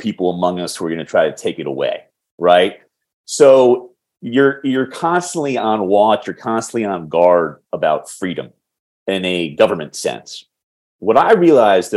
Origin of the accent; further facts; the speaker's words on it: Washington, District of Columbia, United States; I'm in Washington, D.C. at the moment, our nation's capital, my hometown